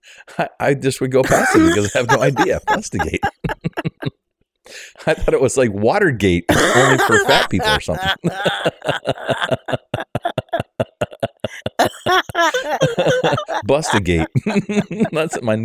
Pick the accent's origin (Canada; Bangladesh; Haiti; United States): Canada; I'm a Canadian